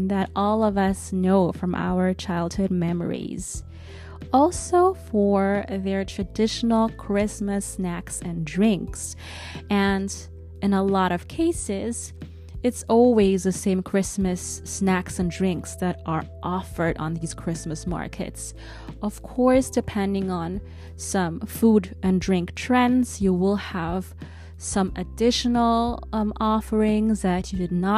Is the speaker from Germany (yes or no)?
yes; Germany; I'm German. I grew up in Germany